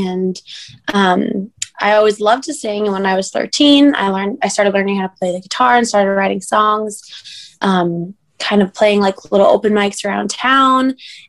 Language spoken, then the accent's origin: English; Cape Cod, Massachusetts, United States; moved away as an adult; now in Nashville, United States; Yeah, so I'm from Cape Cod, Massachusetts. I moved to Nashville about 4 years ago, so in November of 2016